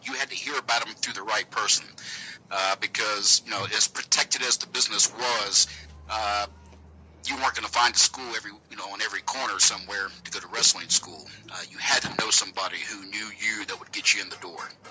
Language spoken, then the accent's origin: English; Georgia, United States; accent: southern; It's a southern accent from Georgia.